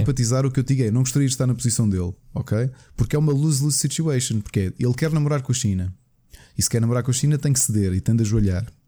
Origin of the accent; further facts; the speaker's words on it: Portugal; Enquanto português